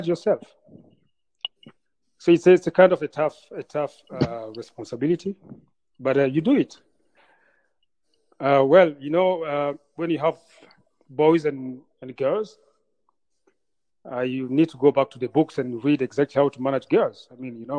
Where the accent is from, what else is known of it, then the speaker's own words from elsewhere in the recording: Bujumbura, Burundi; moved away; also born or lived in Rwanda; I was born in Bujumbura, Burundi, and came back to Rwanda after genocide